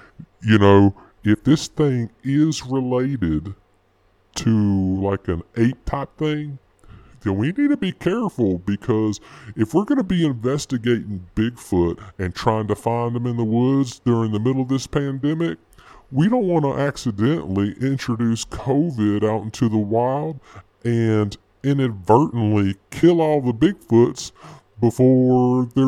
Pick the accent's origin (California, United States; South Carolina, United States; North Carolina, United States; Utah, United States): North Carolina, United States; North Carolina. I'm from North Carolina, and that's where I work in North Carolina.